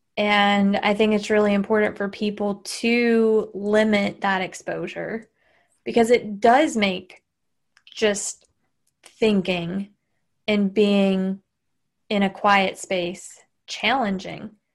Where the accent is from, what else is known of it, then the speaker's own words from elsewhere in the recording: Southern, United States; accent: Southern; my Southern accent